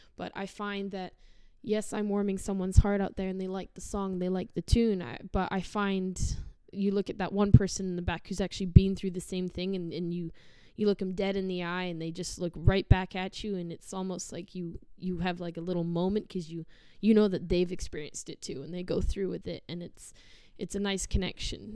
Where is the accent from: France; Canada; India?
Canada; Sherwood Park, Alberta; also born or lived in Chard, Somerset, England; I was born in England, uh, in Somerset Chard. I lived there till I was about seven, and then I moved here, and I've not really been anywhere since. So Sherwood Park's kind of my little nest.